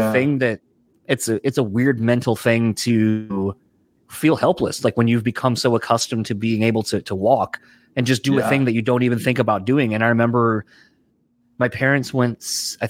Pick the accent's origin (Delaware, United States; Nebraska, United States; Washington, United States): Delaware, United States; moved away; growing up in Delaware originally, that's where I'm from